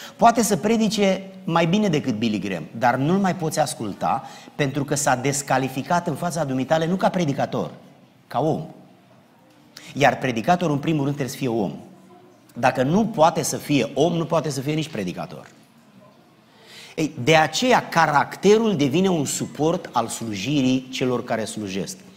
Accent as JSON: {"language": "Romanian", "country": "Romania", "moved": "yes", "lives_now": "South Carolina, United States", "said": "noi suntem români care nu mai locuim în România"}